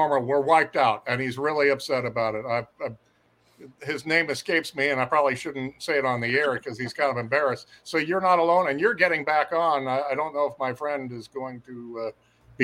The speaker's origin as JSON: {"language": "English", "town": "Cape Girardeau", "region": "Missouri", "country": "United States", "tie": "born or raised there", "said": "I was born and raised in Cape Girardeau, Missouri"}